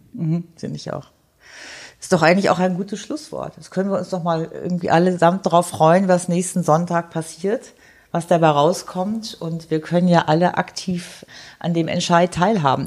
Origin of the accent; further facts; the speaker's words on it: Germany; now in Switzerland; ich als Deutsche und mittlerweile Schweizerin